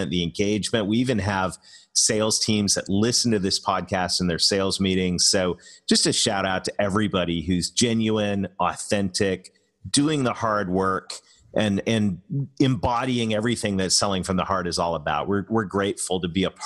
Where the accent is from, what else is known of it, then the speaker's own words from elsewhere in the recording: Canada; I'm Canadian